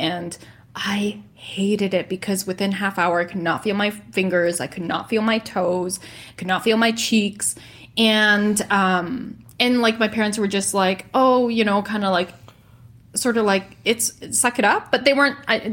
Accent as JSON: {"language": "English", "town": "Edmonton", "region": "Alberta", "country": "Canada", "tie": "born or raised there", "moved": "as an adult", "lives_now": "Kelowna, Canada", "said": "uproot from my hometown of Edmonton, leave my friends and my family"}